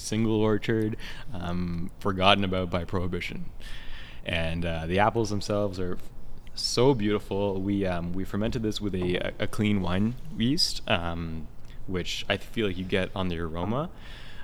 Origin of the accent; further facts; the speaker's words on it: United States; now in Canada; I'm American myself